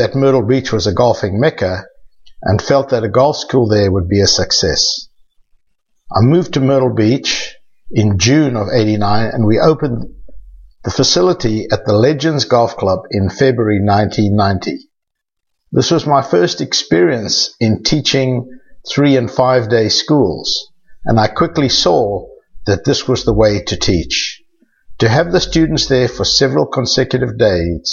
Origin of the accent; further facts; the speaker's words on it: South Africa; accent: South African; moved away; also born or lived in Johannesburg, South Africa / Rustenburg, South Africa / Port Elizabeth, South Africa / Cape Town, South Africa; You can tell by my accent that I'm originally from South Africa